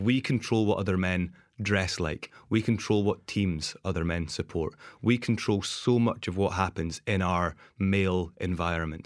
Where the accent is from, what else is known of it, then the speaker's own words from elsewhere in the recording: Dundee, Scotland, United Kingdom; moved away as an adult; also born or lived in Amsterdam / Geneva / New Zealand; my really toxic behaviors that I came from Dundee